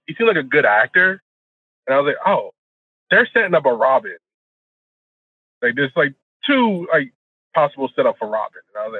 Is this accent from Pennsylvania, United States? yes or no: yes; Philadelphia, Pennsylvania, United States; I'm also from Philly.